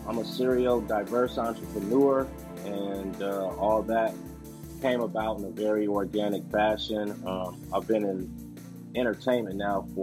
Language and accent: English; Los Angeles, California, United States; also born or lived in Pasadena / Louisiana; Born and raised in Los Angeles